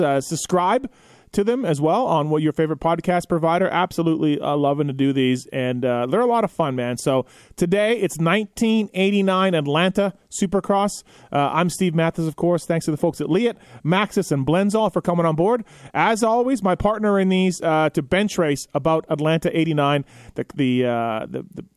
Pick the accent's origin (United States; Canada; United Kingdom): Canada; I'm from Canada